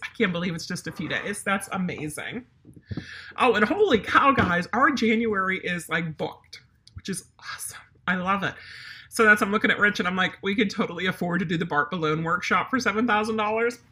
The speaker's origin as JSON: {"language": "English", "region": "Pennsylvania", "country": "United States", "moved": "yes", "said": "we're not only German, but we're from Pennsylvania"}